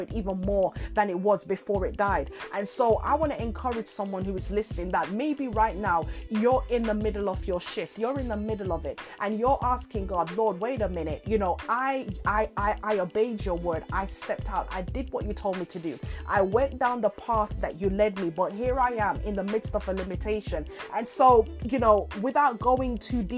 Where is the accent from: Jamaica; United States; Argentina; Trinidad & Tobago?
Jamaica; in my homeland where I was born in Jamaica, you know, my family home, my father's home